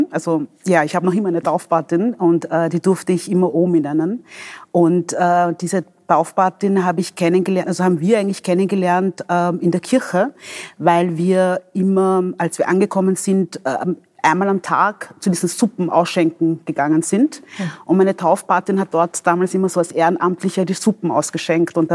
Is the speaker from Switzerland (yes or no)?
no; DR Congo; born there; moved away; Ähm, ich bin in der Demokratischen Republik Kongo geboren.